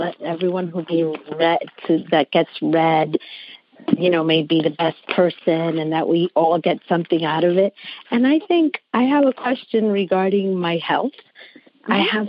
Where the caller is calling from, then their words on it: Old Bridge, New Jersey, United States; I'm calling from Old Bridge, New Jersey.